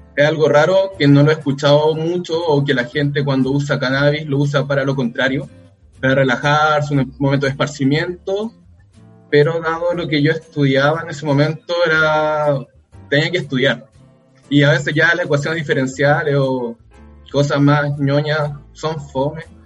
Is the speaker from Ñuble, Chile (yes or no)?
no; Rancagua, O'Higgins, Chile; moved away as an adult; now in Valparaíso, Chile; salimos de Rancagua, cada uno se fue a estudiar a alguna universidad o algún lugar